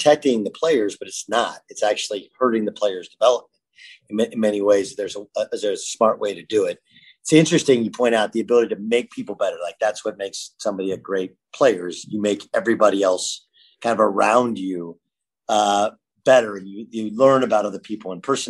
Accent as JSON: {"language": "English", "region": "California", "country": "United States", "tie": "born or raised there", "said": "I grew up in California."}